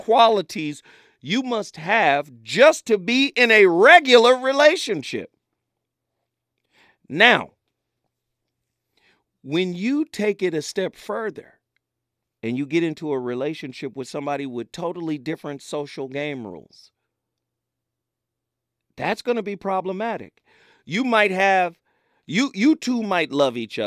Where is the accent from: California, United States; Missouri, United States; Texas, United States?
California, United States; Pasadena; I'm from Pasadena